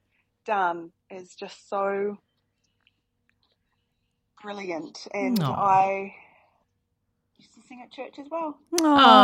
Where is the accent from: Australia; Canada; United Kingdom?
Australia; now in New Zealand; I am Australian, but I live in New Zealand